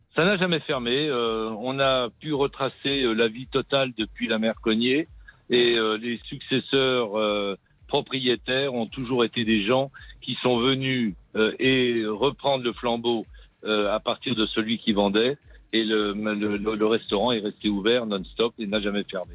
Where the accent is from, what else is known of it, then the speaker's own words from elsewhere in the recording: Issoudun, Centre-Val de Loire, France; je suis né à Issoudun, oui. oui. J'ai beaucoup voyagé euh, grâce à mon métier dans le monde entier, mais je reviens toujours à mes sources.